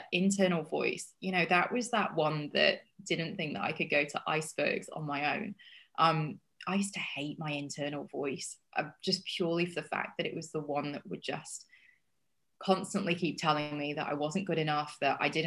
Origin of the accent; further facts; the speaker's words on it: Yorkshire and the Humber, United Kingdom; also born or lived in Australia / United States; odd accent because I've lived in Australia and I've lived in America and I've lived in England and I'm from Yorkshire in in England, which has got they have a really strong accent there.